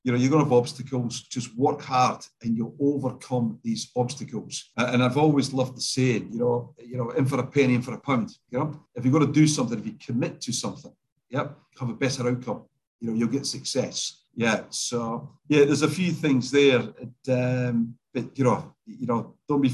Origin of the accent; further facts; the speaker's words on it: Scotland, United Kingdom; now in Australia; I'm Scottish